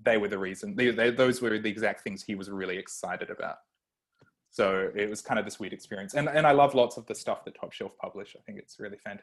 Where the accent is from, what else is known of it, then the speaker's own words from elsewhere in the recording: Australia; I'm Australian